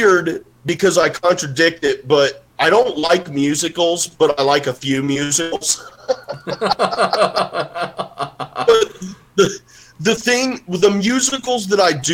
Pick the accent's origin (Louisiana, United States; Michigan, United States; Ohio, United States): Ohio, United States; I'm from Ohio